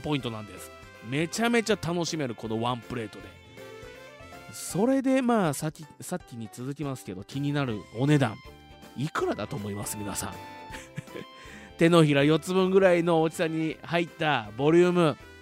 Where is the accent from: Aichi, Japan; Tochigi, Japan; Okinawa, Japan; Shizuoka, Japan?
Shizuoka, Japan; Fuji; 生まれも育ちも静岡県富士市